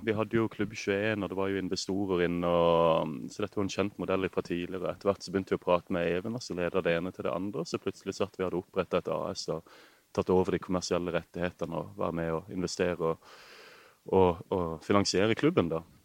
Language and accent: Norwegian; Kristiansand, Agder, Norway; now in Marbella, Spain; Født og oppvokst et steinkast fra stadion